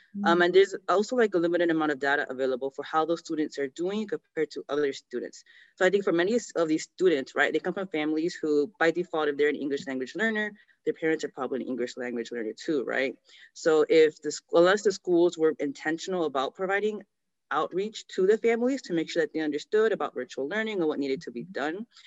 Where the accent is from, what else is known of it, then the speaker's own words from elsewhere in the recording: New York, United States; I was born in New York